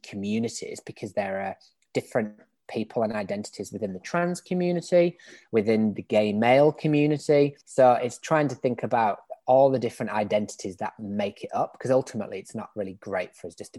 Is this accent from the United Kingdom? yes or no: yes; England, United Kingdom; accent: British; moved away as an adult; now in Australia; as you can probably tell from my accent, I'm British. I grew up in England. I've been in Australia for about 7 years now